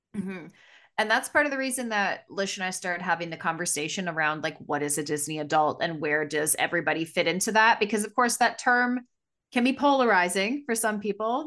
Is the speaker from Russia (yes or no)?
no; Canada near Toronto, Ontario, Canada; we come from Canada near Toronto